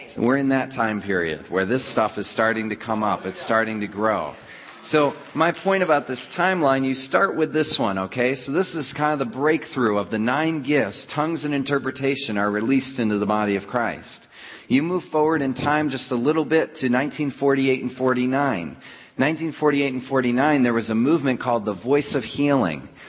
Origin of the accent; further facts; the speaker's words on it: Rochester, New York, United States; I'm from Rochester, New York